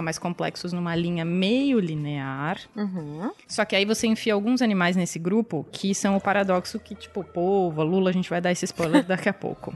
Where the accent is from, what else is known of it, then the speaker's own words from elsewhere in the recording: São Paulo, Brazil; somos de São Paulo